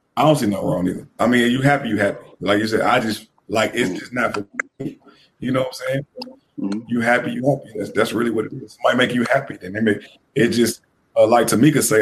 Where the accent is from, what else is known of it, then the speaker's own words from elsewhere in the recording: Tennessee, United States; moved away; I came from this little town in Tennessee